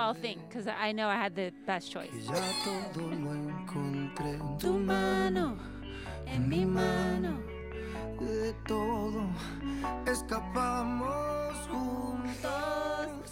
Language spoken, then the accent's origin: English; California, United States; I'm from California